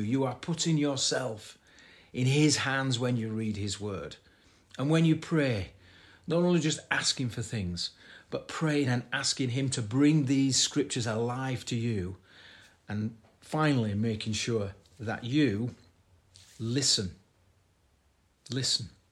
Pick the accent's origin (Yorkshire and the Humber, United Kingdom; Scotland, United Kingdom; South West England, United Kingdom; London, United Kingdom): Yorkshire and the Humber, United Kingdom; Bradford; my hometown of Bradford